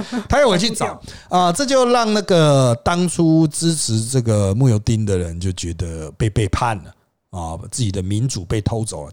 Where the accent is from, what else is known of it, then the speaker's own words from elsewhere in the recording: Taiwan; 我们台湾人